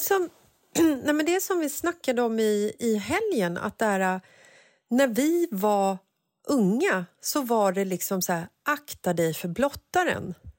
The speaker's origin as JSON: {"language": "Swedish", "town": "Stockholm", "region": "Stockholm County", "country": "Sweden", "tie": "born or raised there", "said": "jag är uppvuxen i Bagarmossen"}